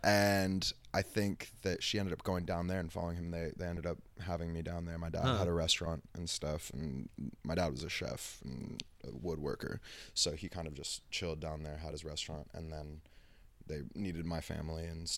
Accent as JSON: {"language": "English", "country": "Costa Rica", "tie": "born there", "said": "Yeah, I was born in Costa Rica. My parents met in LA, conceived me in LA, and then ran away to Costa Rica."}